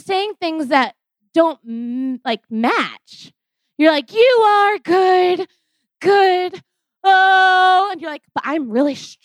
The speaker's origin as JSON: {"language": "English", "region": "New York", "country": "United States", "moved": "yes", "said": "I'm originally from New York"}